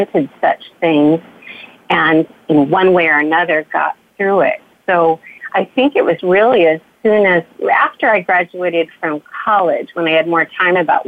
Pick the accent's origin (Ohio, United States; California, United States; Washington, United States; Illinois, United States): California, United States; Bakersfield; I grew up in Bakersfield, California